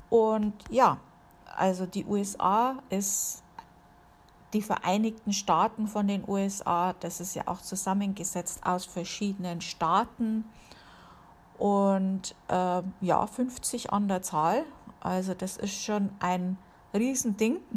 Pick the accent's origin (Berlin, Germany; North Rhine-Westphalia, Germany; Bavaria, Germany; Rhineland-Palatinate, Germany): Bavaria, Germany; Amberg; Gut, bei uns in der Gegend, wo ich aufgewachsen bin, da war natürlich auch äh, eine Airbase, äh, die gibt es inzwischen nicht mehr, und zwar in Amberg war das.